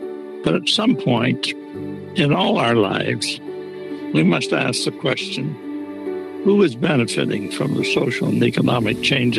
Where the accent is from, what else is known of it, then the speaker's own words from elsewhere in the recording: Oshawa, Ontario, Canada; I was born in Oshawa in 1936, home of the great UAW Local 222.